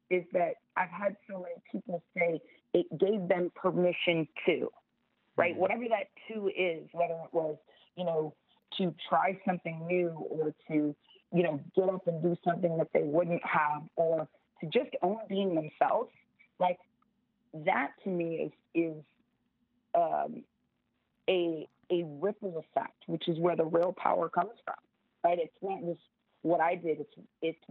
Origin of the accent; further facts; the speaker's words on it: Florida, United States; Florida, my home state of Florida